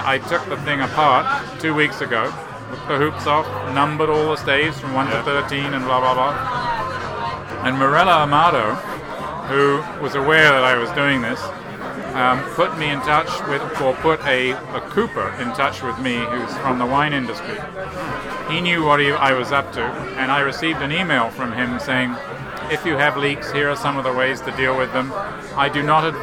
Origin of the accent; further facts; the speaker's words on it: England, United Kingdom; in spite of being English